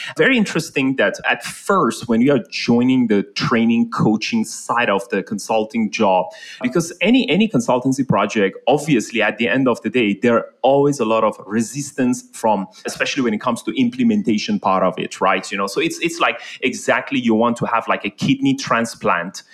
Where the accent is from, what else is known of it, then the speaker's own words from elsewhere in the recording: Iran; now in Malaysia; I'm actually like born and raised in Iran.